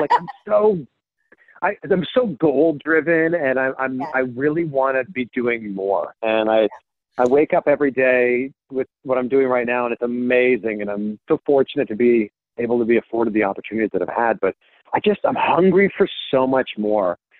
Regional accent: Pickering, Ontario, Canada; moved away as an adult; also born or lived in Cleveland, Ohio / Miami; now in Ohio, United States; So I'm a Canadian, born and raised, like I said, just outside of Toronto. I'm from a town called Pickering, Ontario

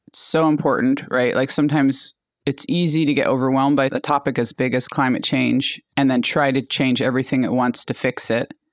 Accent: Alaska, United States; now in California, United States; I grew up in Alaska and my family's indigenous to that area.

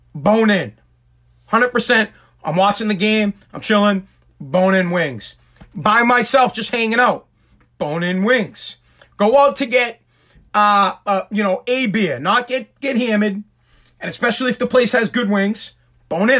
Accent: Massachusetts, United States; I am from Massachusetts

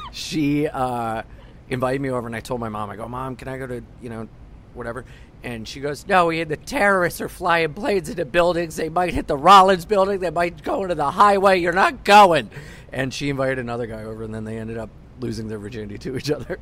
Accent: Wilmington, Delaware, United States; moved away as an adult; now in New York, United States; I was from Wilmington, Delaware, where people thought airplanes were going to get flown into our tallest building

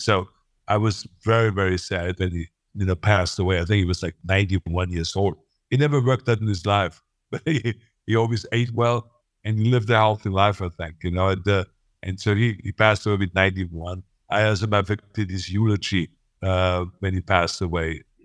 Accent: Austria; moved away as an adult; now in United States; I don't feel like I'm really Austrian

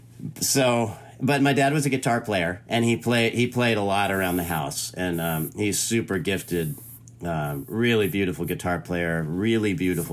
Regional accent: Orange County, Southern California, United States; moved away as an adult; also born or lived in Santa Barbara, California / San Francisco, California; now in North Carolina, United States; I grew up in Southern California. In Orange County.

